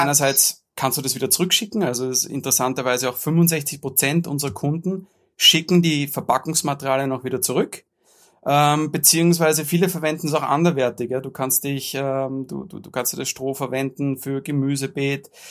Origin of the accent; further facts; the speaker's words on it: Austria; bei uns in Österreich